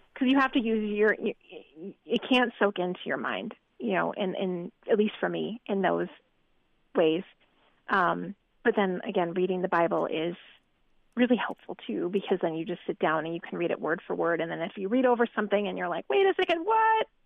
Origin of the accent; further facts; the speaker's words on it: northern New Jersey, United States; moved away as an adult; also born or lived in Iowa; I grew up on the East Coast in northern New Jersey